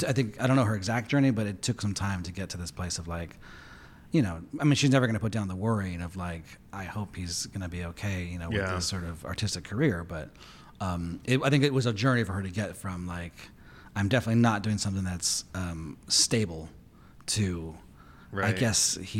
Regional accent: Pasadena, California, United States; also born or lived in Montebello; I was born in Montebello, which is like in East Los Angeles. And then my family moved to Pasadena area for the schools.

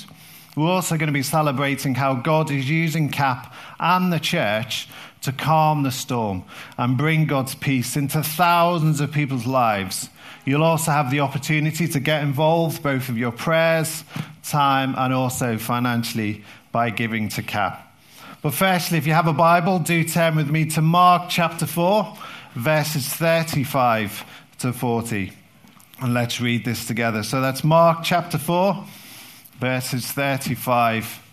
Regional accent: London, United Kingdom; being from South London

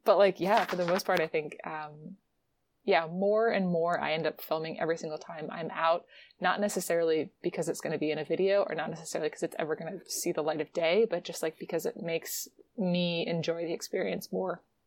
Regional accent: Virginia, United States; moved away; also born or lived in West Coast; I'm from Virginia

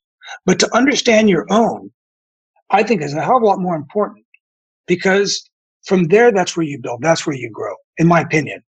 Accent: San Francisco, California, United States; I love Mexican food because I was from San Francisco, and that was something I could eat that was cheap

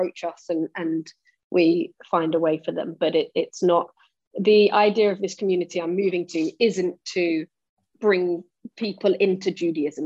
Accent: Nottingham, East Midlands, United Kingdom; now in New York, United States; You'll hear from my accent that I'm actually not from far from you. I'm from Nottingham myself

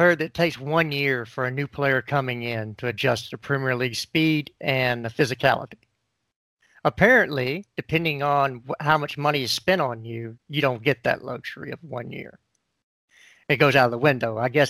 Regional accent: United States; because I am American

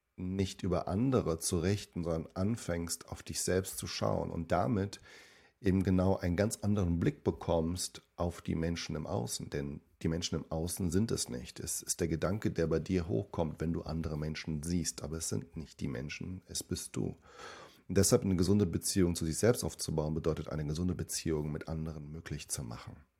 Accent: Germany; also born or lived in Suzano, Brazil / São Paulo, Brazil; ich bin dort groß geworden und bin mit fünf Jahren dann mit ihnen gemeinsam und mit meinem Bruder da nach Deutschland ähm, ja, für mich hingezogen

